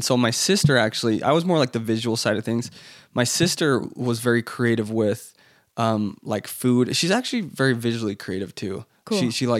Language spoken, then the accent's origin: English; Florence, Tuscany, Italy; born there; I kept going back to the idea that I was born in Italy. You know, I was born in Florence. I had this identity.